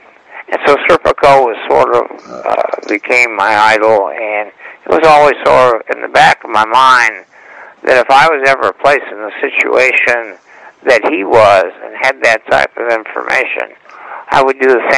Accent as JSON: {"language": "English", "town": "Los Angeles", "region": "California", "country": "United States", "tie": "born or raised there", "said": "I grew up in West Los Angeles. I went to Hamilton High School."}